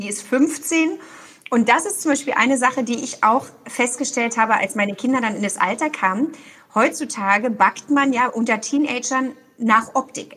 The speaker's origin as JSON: {"language": "German", "region": "Berlin", "country": "Germany", "moved": "as an adult", "lives_now": "Cologne, Germany", "said": "Ich bin ja Berlinerin und wohne in Köln und arbeite in Berlin"}